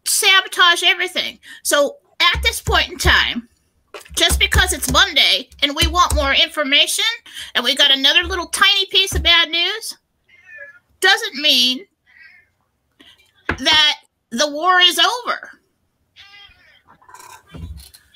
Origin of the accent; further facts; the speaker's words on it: United States; we're the American people